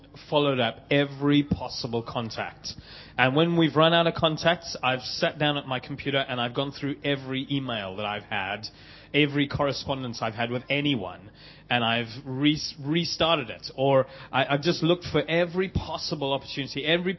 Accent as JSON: {"language": "English", "town": "Kloof", "region": "KwaZulu-Natal", "country": "South Africa", "tie": "born or raised there", "also_born_or_lived": "Bishop's Stortford, England / London, England", "moved": "as an adult", "lives_now": "Vancouver, Canada", "said": "I grew up at number 94, Haygarth Road, Clough, South Africa"}